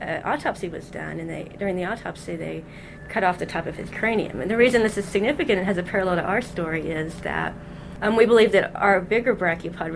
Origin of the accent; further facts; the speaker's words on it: Kentucky, United States; A lot of people growing up in Kentucky collect fossils, and I was certainly among them